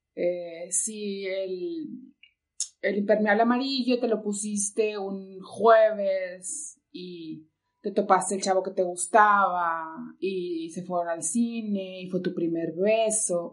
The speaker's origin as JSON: {"language": "Spanish", "town": "Monclova", "region": "Coahuila", "country": "Mexico", "also_born_or_lived": "Monterrey area, Nuevo León", "moved": "yes", "lives_now": "Nuevo León, Mexico", "said": "Soy de Monclova, Coahuila, no soy regia, tengo mucho tiempo aquí, pero soy de Monclova"}